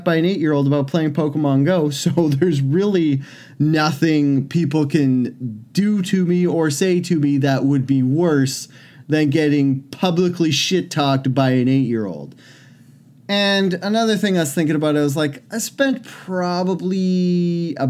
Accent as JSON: {"language": "English", "country": "Canada", "tie": "born or raised there", "said": "I was born in Canada"}